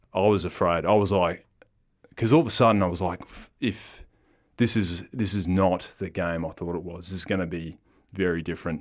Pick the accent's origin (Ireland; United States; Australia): Australia; Perth, Western Australia; also born or lived in Newman, Western Australia; Dad joined customs when we came down to Perth and went to primary school here in South of River and Leeming.